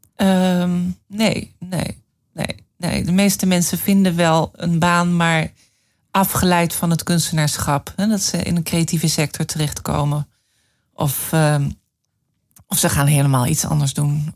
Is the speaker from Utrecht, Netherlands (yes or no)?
no; Leeuwarden, Friesland, Netherlands; moved away as an adult; also born or lived in Amsterdam / Brussels; ik eh, ben alleen ehm, de eerste 18 jaar wel groot geworden in Leeuwarden.